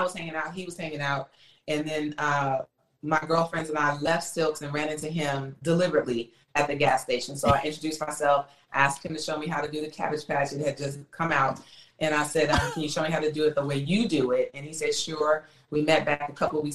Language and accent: English; California, United States; also born or lived in Houston, Texas; I was born in Houston, Texas, and then we moved to California when I was about 6 years old